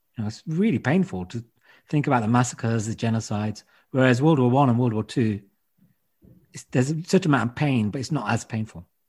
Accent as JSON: {"language": "English", "country": "United Kingdom", "said": "I'm British"}